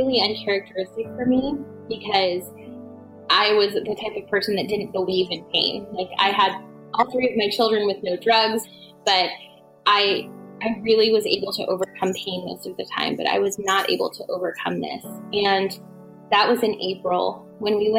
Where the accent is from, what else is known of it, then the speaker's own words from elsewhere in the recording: Woodbridge, Virginia, United States; I grew up in Northern Virginia